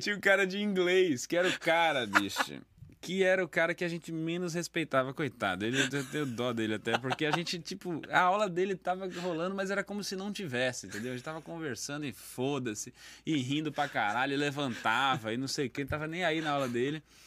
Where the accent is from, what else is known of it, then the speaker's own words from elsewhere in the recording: Recife, Pernambuco, Brazil; moved away; also born or lived in São Paulo / Presidente Epitácio / Campo Grande; Então eu não nasci em Recife, mas eu passei 15 anos em Recife, quase 16 anos em Recife